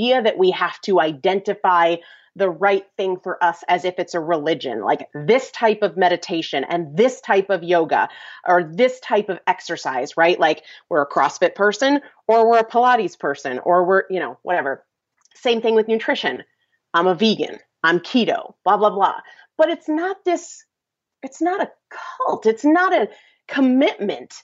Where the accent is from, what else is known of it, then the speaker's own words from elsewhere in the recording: New England, United States; I'm from New England